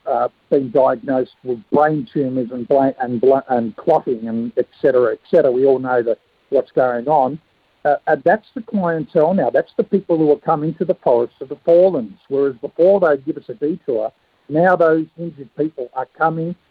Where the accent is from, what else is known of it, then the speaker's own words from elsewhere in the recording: Mornington, Victoria, Australia; my hometown, Mornington